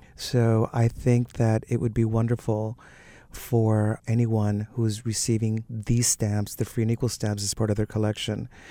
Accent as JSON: {"language": "English", "town": "Miami Beach", "region": "Florida", "country": "United States", "tie": "born or raised there", "also_born_or_lived": "Cuba", "said": "growing up in Miami Beach. In Miami, where, of course, there's all those beautiful Art Deco hotels. Also, the fact that I'm Cuban"}